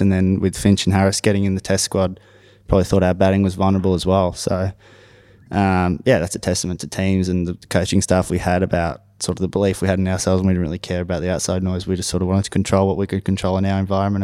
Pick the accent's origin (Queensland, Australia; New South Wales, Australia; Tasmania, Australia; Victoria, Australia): Victoria, Australia; Knoxfield; we actually had a cricket pitch in our backyard in Knox, we grew up in Knoxfield.